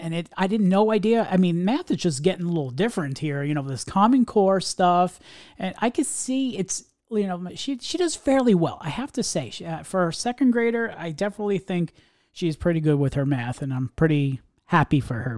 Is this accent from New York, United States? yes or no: yes; New York area, United States; You and I grew up in the New York area